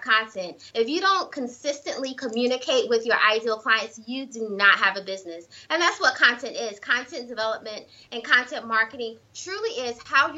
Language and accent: English; South Carolina, United States; moved away; I'm originally from South Carolina